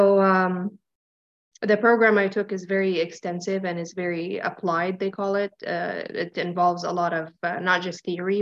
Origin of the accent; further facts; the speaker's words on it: Ottawa, Ontario, Canada; And it started here. I studied high school in Ottawa. I'm from Ottawa. Studied high school here and then went to college for interior design.